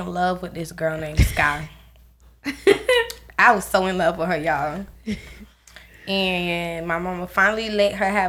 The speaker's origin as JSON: {"language": "English", "country": "Bahamas", "tie": "born or raised there", "moved": "yes", "said": "I'm from the Bahamas"}